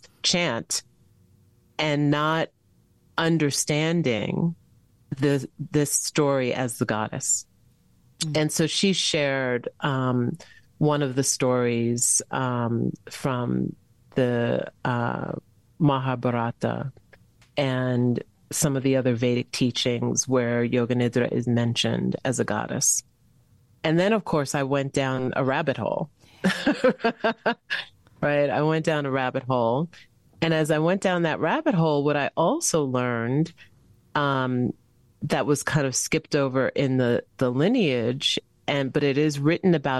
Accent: Long Island, New York, United States; I grew up on Long Island.

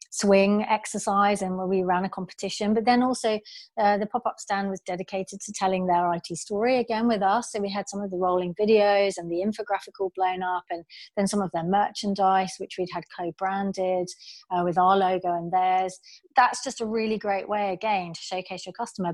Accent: United Kingdom; also born or lived in Australia; I'm British

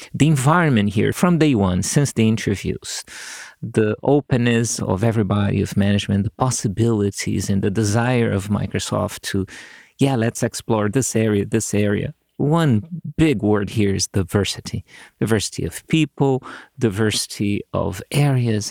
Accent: Brazil; moved away as an adult; now in United States; I went back to my home country. I created a signal processing group at the school there, which was, uh, I was lucky to get fair amounts of funding, so we did lots of cool things. And then one day, some of my colleagues in a company here in the U S call me back in Brazil

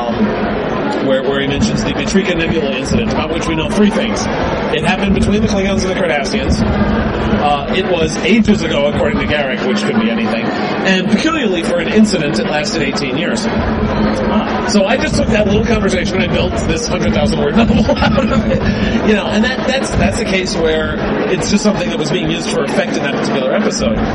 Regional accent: New York City, New York, United States; I grew up in New York City in the 70s and uh, Channel 11 in New York used to show Star Trek every weeknight at six o'clock.

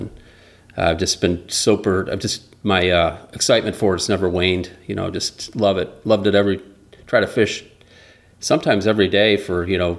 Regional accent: Grand Rapids, Michigan, United States; also born or lived in Buffalo, United States; So when we moved from Grand Rapids to Buffalo, New York, we'd go back, spend the summers in Kalamazoo.

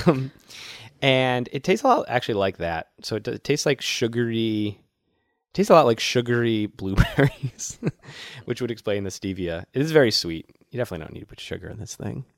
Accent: Worcester, Massachusetts, United States; my hometown of Worcester

